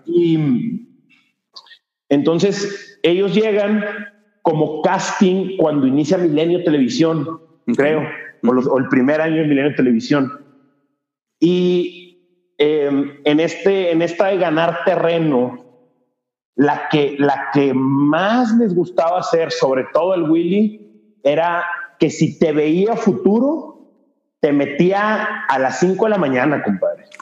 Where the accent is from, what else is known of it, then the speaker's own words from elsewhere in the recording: Monterrey, Nuevo León, Mexico; also born or lived in San Pedro Garza García; nací, crecí en, en, Monterrey, Nuevo León